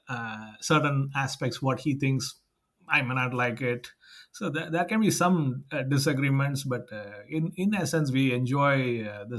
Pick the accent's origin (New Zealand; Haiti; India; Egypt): India; Madurai, Tamil Nadu; now in Sacramento, United States; we are starting a huge campus in Madurai, my hometown